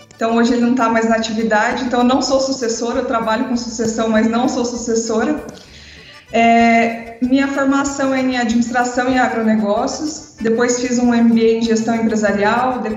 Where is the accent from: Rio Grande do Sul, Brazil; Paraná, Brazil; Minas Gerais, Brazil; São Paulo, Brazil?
Paraná, Brazil; São Miguel do Iguaçu; also born or lived in Mato Grosso do Sul; now in Mato Grosso, Brazil; sou paranaense de São Miguel do Iguaçu, mas moro no Mato Grosso desde 1996